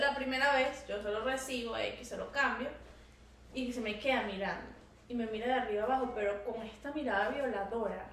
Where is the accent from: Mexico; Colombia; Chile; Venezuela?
Venezuela; moved away; yo soy venezolana